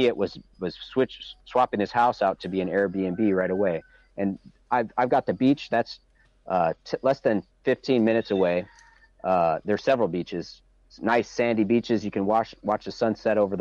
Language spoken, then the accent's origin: English; Chicago, Illinois, United States; now in Michigan, United States; I grew up outside of Chicago in the suburbs